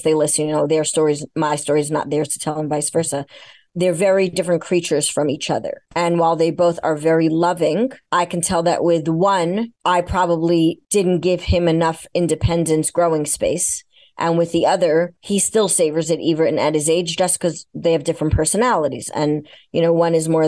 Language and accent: English; New York, United States; I'm a New Yorker